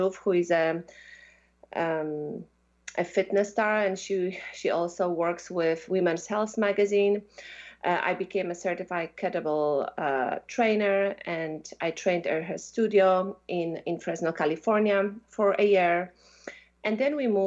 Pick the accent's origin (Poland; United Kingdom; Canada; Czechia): Poland; moved away as an adult; also born or lived in Belgium; So I come from Poland. I'm half Russian, and I grew up in Poland, you know, through my childhood.